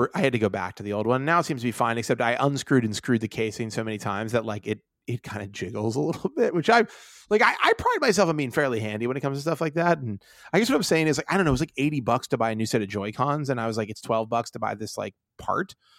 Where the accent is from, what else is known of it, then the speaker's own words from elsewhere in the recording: Pittsburgh, Pennsylvania, United States; I'm from Pittsburgh where, where, you know, there were massive fucking steel mills